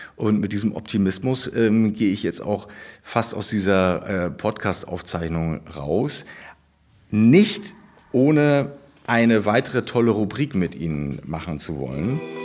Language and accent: German; Baltic Sea coast, Germany; Ich bin ja auch an der Ostsee groß geworden